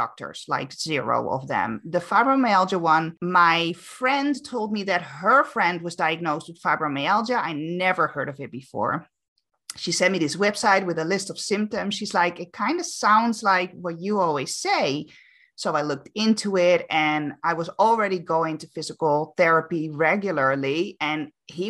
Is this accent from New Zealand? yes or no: no; Amsterdam, North Holland, Netherlands; moved away as an adult; now in Canary Islands, Spain; I'm born and raised in Amsterdam, but I actually now live on the Canary Islands